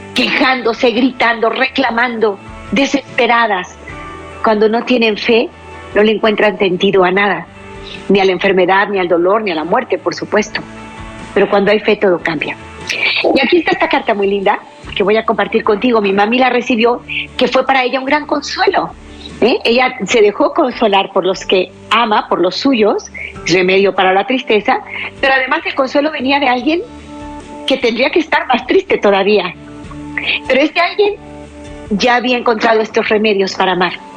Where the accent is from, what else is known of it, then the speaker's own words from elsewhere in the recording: Mexico; aquí en mi país, México